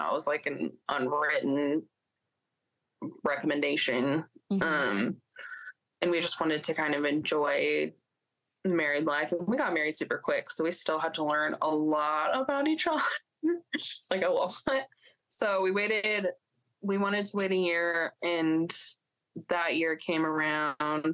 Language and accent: English; Wenatchee, Washington, United States; also born or lived in Provo, Utah; now in Nampa, United States; I am from Washington State, a little valley right in the middle called Wenatchee